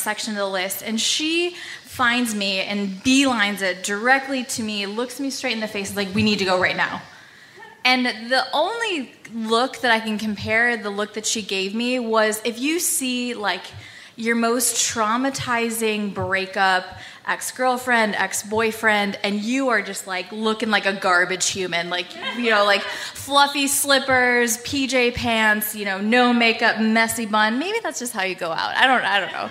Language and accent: English; United States; we're from the State Line